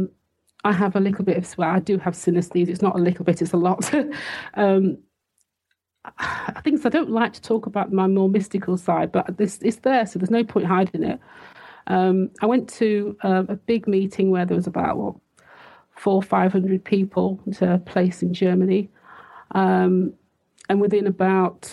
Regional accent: United Kingdom; also born or lived in Switzerland / Liverpool; I'm British

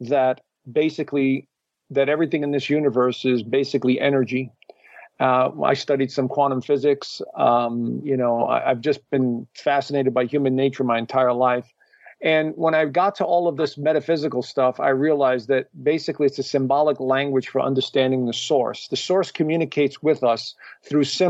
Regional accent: New York, United States; I grew up in New York and to a traditional Italian family that, you know, just straight off the boat

